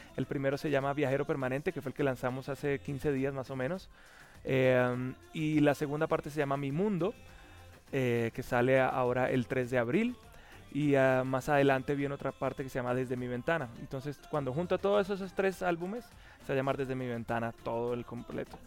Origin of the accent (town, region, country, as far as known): Bogotá, Colombia; born or raised there; also born or lived in Puerto la Cruz, Venezuela